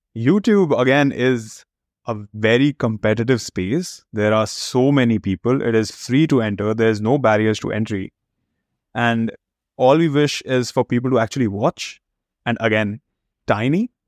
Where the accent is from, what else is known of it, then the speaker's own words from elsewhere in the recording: India; moved away as an adult; also born or lived in United States / Chicago; now in Canada; I was born and brought up in India